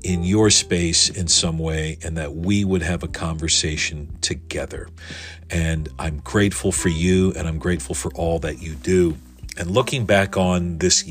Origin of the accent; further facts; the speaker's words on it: United States; listeners here in my home country